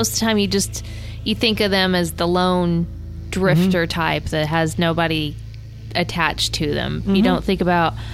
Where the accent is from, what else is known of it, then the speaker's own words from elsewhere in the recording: Texas, United States; now in Kansas, United States; I was born in Texas